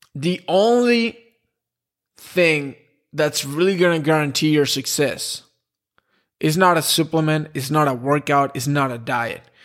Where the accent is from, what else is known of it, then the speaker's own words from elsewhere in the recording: Spain; I'm from Spain